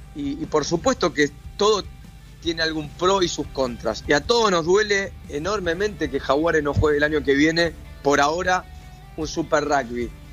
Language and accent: Spanish; Argentina; nosotros como argentinos